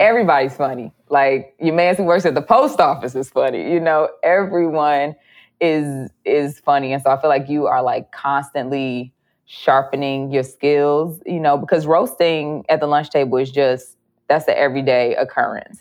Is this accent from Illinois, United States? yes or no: yes; Chicago, Illinois, United States; I'm from Chicago and, like, you know, just the women that I grew up around